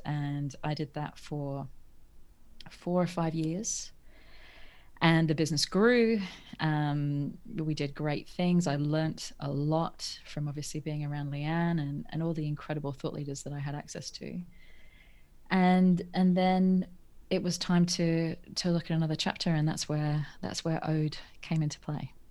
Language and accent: English; Norfolk, East of England, United Kingdom; I grew up in England, in North, a place called Norfolk that no one's ever heard of.